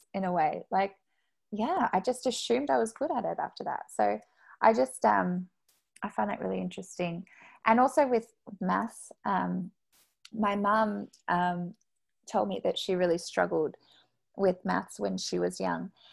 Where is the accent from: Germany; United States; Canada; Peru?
Canada; Quebec; we are both from Quebec